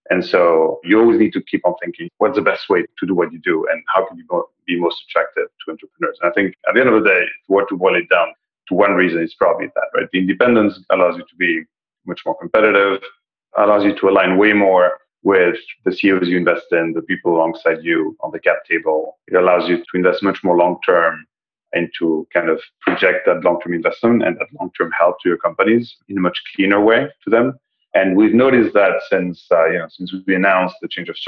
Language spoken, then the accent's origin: English; Belgium; also born or lived in Spain / France / China; now in London, United Kingdom; I'm Spanish, but you know, I have a little bit of an international career. I was raised in Belgium.